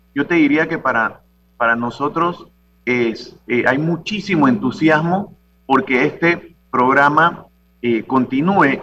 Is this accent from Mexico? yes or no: no; Santiago de Veraguas, Veraguas, Panama; somos de Santiago